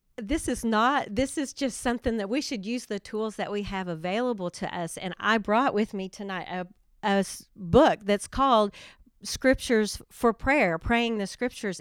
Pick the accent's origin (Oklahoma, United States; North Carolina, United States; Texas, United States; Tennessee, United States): Oklahoma, United States; Durant; I am from Durant and have lived there a long time. I graduated from high school there, have raised my family there